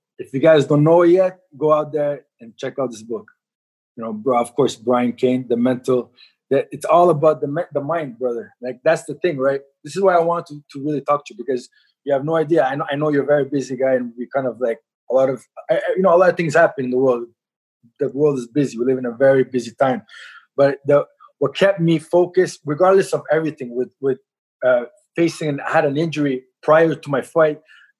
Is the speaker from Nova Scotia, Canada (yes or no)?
yes; Halifax, Nova Scotia, Canada; born there; Parents came from Lebanon, immigrated from the war in the 70s. I was born in Nova Scotia, Halifax, and I was kind of a troubled kid, you know what I mean?